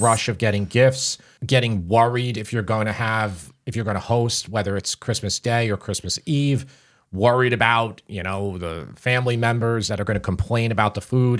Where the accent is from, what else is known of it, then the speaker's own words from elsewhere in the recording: Long Island, New York, United States; out here, it is very insular and doesn't change. So that's why I sound like everybody I went to school with.